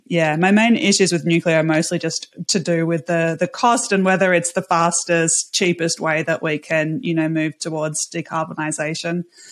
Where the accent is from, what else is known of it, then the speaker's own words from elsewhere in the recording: Australia; And I think in Australia, I'm Australian, I'm in a slightly different situation when we don't have nuclear.